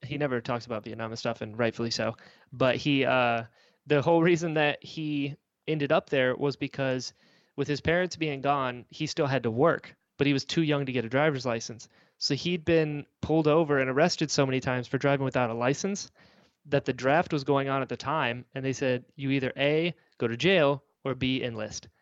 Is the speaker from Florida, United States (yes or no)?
yes; Florida, United States; also born or lived in North Carolina; we moved down to Florida when I was, like, six